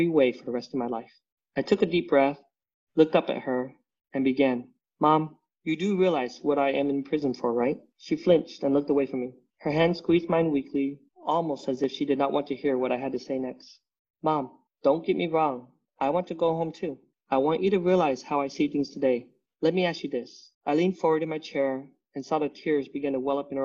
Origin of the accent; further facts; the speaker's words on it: Utah, United States; Growing up in Utah, I never felt like I fit in. You know, we're the only Vietnamese family over there.